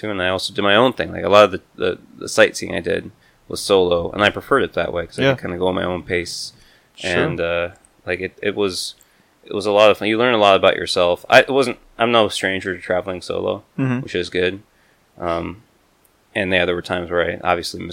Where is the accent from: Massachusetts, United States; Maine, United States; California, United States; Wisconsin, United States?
Wisconsin, United States; moved away; I'm originally from Wisconsin